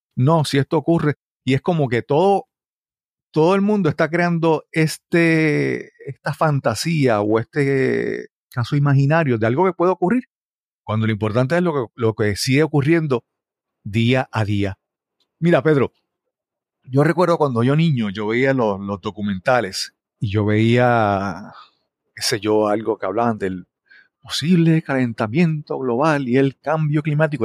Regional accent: Yabucoa, Puerto Rico; yo soy original de Yabucoa

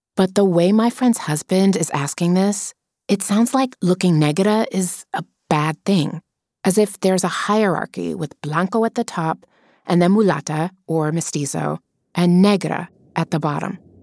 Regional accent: Las Vegas, Nevada, United States; moved away as an adult; also born or lived in Cuba; growing up in Las Vegas when I'm 11, studying ballet

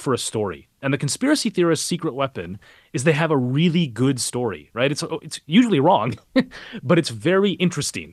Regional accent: Minneapolis, Minnesota, United States; moved away; I grew up a couple miles away from where he was killed. I'm from Minneapolis originally.

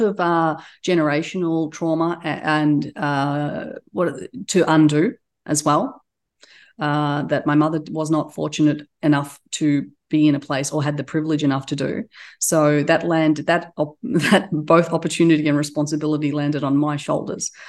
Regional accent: Australia; accent: Australian; also born or lived in Turkey; now in United States; we immigrated to Australia when I was a, a baby. And so I was raised there.

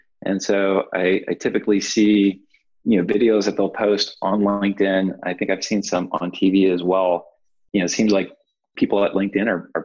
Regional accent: Cleveland, Ohio, United States; moved away as an adult; now in California, United States; I'm from Cleveland, Ohio, which I think is a great place to grow up

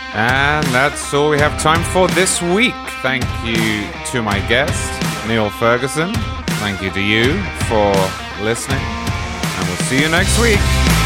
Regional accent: United Kingdom; now in Florida, United States; I grew up in Britain

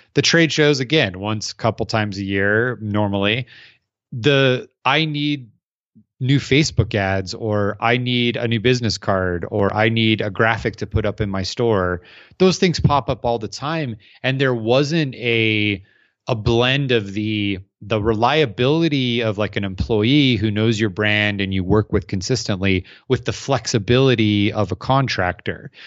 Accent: Arizona, United States; I'm from Arizona, so they don't, we don't have stacked together buildings

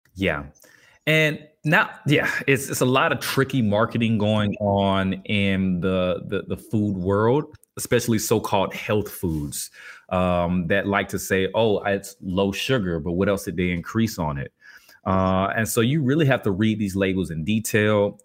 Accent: Albany, Georgia, United States; I grew up in Albany, Georgia, birthplace of …

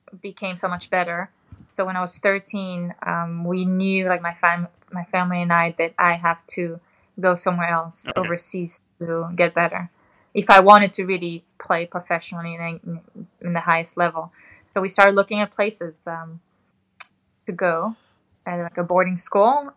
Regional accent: Caesarea, Haifa District, Israel; born or raised there; also born or lived in Belgium

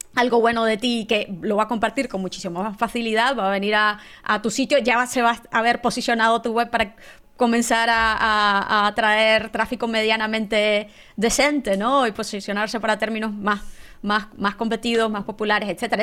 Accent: Nicaragua; moved away; yo estudié ingeniería en sistemas en Nicaragua, yo soy nicaragüense

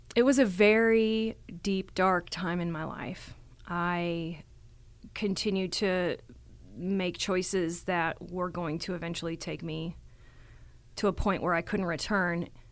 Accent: Texas, United States; now in Colorado, United States; I was born here in Colorado, but I was raised in Texas

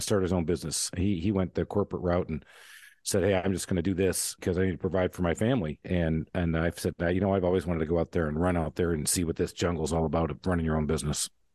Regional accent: Michigan, United States; I grew up in Michigan

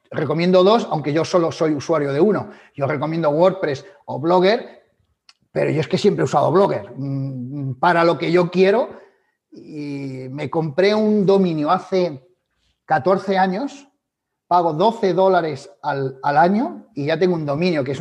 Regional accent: Galicia, Spain; como buen gallego yo diría depende.

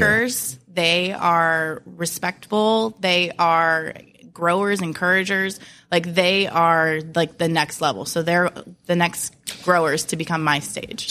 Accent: Williamsburg, Virginia, United States; now in Tampa, United States; I'm from Williamsburg, Virginia

